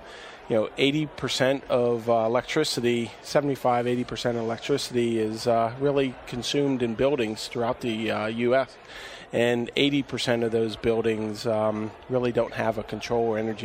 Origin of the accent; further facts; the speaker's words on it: Pittsburgh, Pennsylvania, United States; moved away as an adult; also born or lived in Washington, D.C. area / West Coast; I'm from Pittsburgh originally, outside of Pittsburgh, my wife